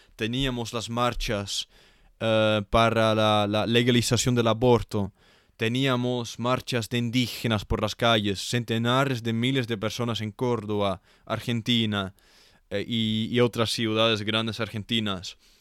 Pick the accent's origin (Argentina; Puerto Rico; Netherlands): Netherlands; Spanish is a second language; yo como un holandés, un europeo